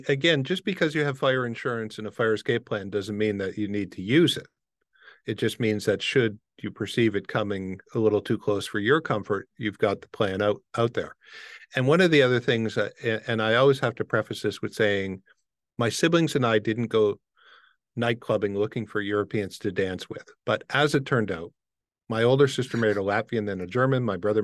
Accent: Windsor, Ontario, Canada; I grew up in Windsor, Detroit area, when Detroit was known as Murder City.

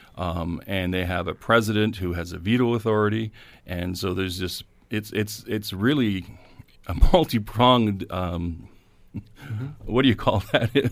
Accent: Canada

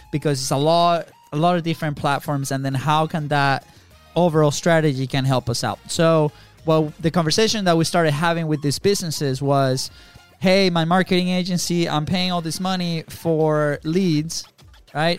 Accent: Venezuela; moved away as an adult; also born or lived in Jacksonville, Florida; now in United States; we are not from the states. We're actually from Venezuela

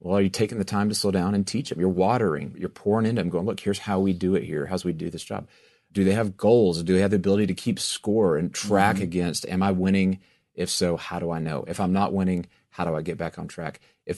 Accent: Texas, United States; born or raised there

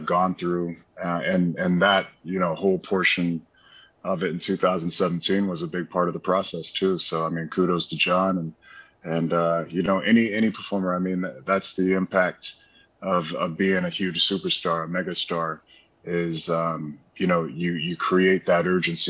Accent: Pensacola, Florida, United States; growing up in Pensacola, there's only a couple things to do outside of going to the beach

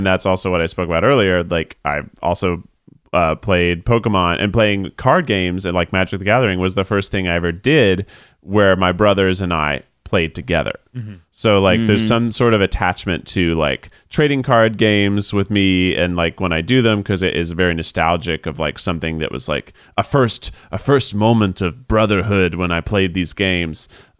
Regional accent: Deep South, United States; I grew up in the Deep South, where the closest bowling alley was 40 minutes away. The closest movie theater was an hour away.

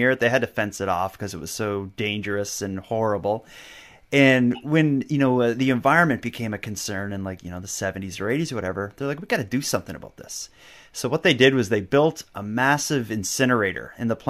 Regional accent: Nova Scotia, Canada; it was where I grew up in Cape Breton, as I talked about there, it was the unemployment rate was nuts. Where I grew up, we had the highest unemployment rate, highest cancer rate, and highest teen pregnancy rate in all of Canada.

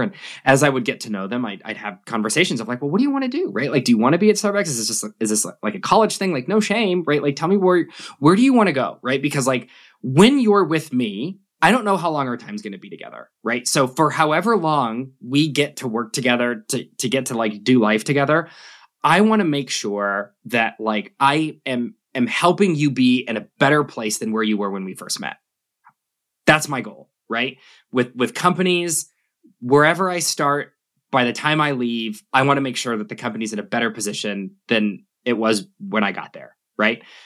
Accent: Albuquerque, New Mexico, United States; also born or lived in Sydney, Australia; growing up in New Mexico, where, like, most of the jobs are government

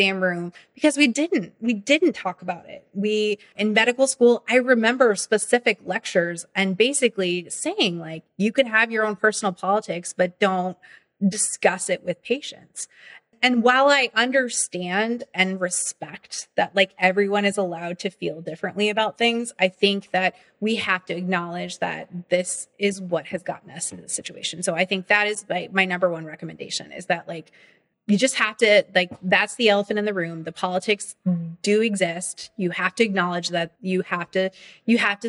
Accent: Nebraska, United States; I was born in Nebraska

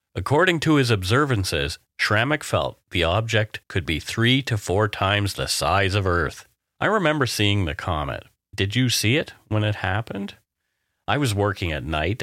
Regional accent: Canada; We are ordinary Canadian schmucks

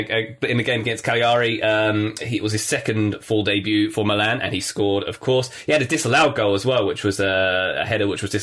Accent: the South of England, United Kingdom; moved away; I grew up in the South

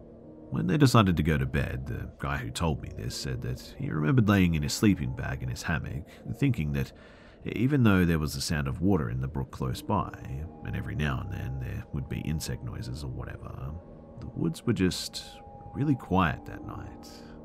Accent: California, United States; When I was a teenager growing up in Southern California, it wasn't uncommon to hitchhike with my friends.

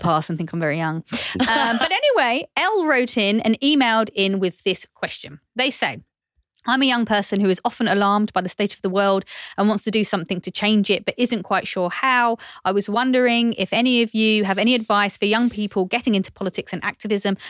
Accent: London, United Kingdom; I grew up in East London

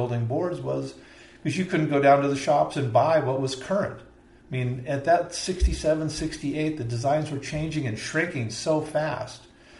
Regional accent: La Mirada, California, United States; also born or lived in East Los Angeles / Downey; played baseball, football, because we lived in La Mirada. That's where we ended up. We moved to Downey from East L.A. to Downey, then to La Mirada.

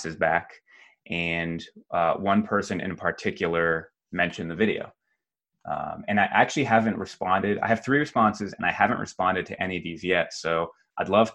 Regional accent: New England, United States; moved away; I was born and raised in New England, still visit Massachusetts a couple times a year to visit my parents.

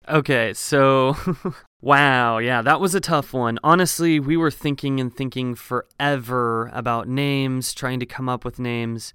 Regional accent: small farming town north of Eugene, Oregon, United States; moved away as an adult; also born or lived in Colorado; now in Los Angeles, United States; I am from a very small farming town in Oregon. So it's a little bit north of Eugene, Oregon

